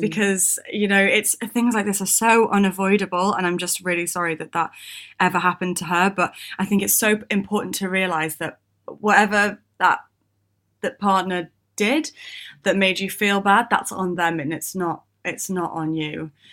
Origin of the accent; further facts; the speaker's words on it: United Kingdom; we're British